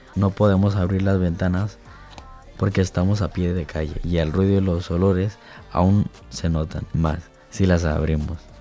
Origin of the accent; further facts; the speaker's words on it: Barcelona, Catalonia, Spain; nací en Barcelona, pero mi familia es ecuatoriana.